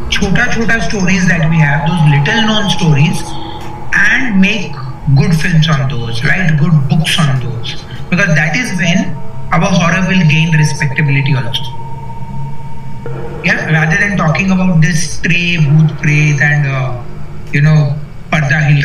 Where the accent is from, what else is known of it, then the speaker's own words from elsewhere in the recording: Karnataka, India; Uh, I told you I come from Karnataka, so I know that it happens. It happens very close to where I come from.